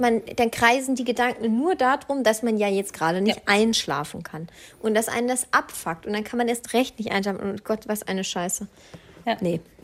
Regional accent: Swabia, Baden-Württemberg, Germany; ich bin ja Schwabe

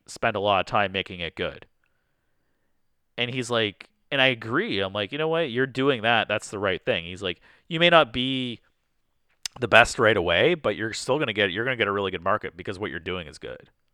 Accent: Canada; I'm Canadian, but I'm, we're more, you know, we're in Detroit here

